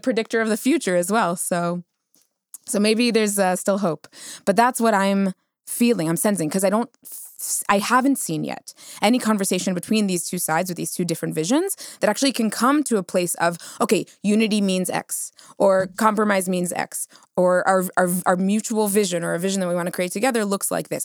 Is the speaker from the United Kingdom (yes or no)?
no; United States; now in Israel; I'm Ashkenazi, I come from the United States